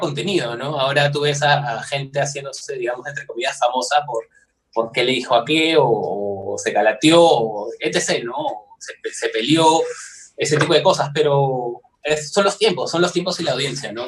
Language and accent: Spanish; Peru; soy de Perú